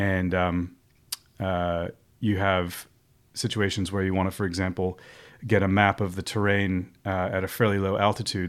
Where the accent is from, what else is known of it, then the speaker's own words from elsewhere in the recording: Montclair, New Jersey, United States; I come originally from the East Coast of the U S, from, uh, a place called Montclair, New Jersey, um, where I was born and raised